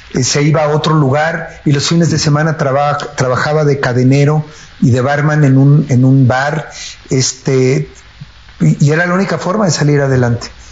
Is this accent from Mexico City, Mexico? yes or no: yes; Mexico City, Mexico; also born or lived in United States; yo nací en Iztapalapa, eh, en la colonia San Lorenzo Chicotencatl